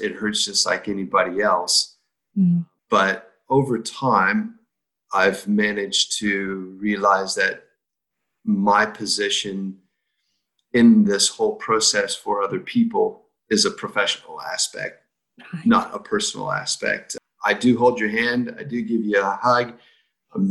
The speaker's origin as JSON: {"language": "English", "region": "Iowa", "country": "United States", "tie": "born or raised there", "moved": "as an adult", "lives_now": "New Zealand", "said": "I came from Iowa, which is right smack in the middle, and not a lot of cities, but we have a lot of small towns"}